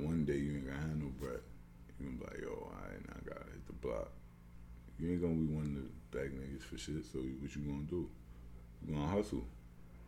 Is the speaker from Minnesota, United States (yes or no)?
no; New York City, New York, United States; also born or lived in Long Island, New York / Schenectady, New York; That I'm from Brooklyn, but I'm from Brooklyn